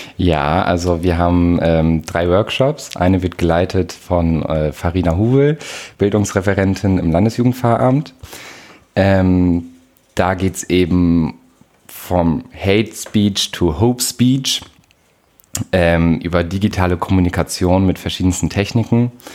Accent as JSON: {"language": "German", "town": "Nordenham", "region": "Lower Saxony", "country": "Germany", "said": "aus der Wesermarsch, Surprise, ähm, aus Nordenham-Blexen."}